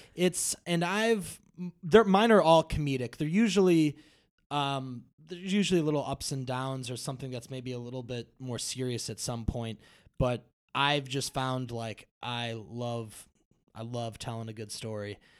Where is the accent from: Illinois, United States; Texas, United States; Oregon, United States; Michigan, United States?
Illinois, United States; Brookfield; I grew up in Brookfield